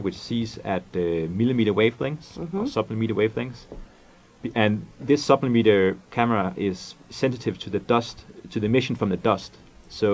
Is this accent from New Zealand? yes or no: no; Denmark; English is a second language; moved away as an adult; also born or lived in Scotland; now in California, United States; I'm from Denmark